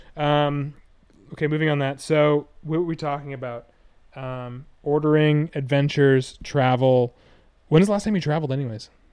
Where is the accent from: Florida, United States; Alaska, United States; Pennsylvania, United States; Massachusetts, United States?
Massachusetts, United States; Hingham; growing up in Hingham